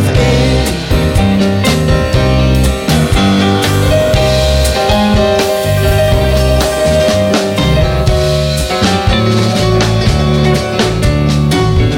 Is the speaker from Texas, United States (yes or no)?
no; Hartford, Connecticut, United States; now in Las Vegas, United States; my hometown of Hartford